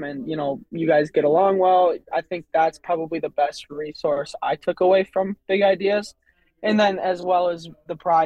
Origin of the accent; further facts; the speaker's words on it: Waterville, Minnesota, United States; I grew up on Lake Tatonka, which is in Waterville, which is like a, 20-30 minute drive from Mankato east towards Faribault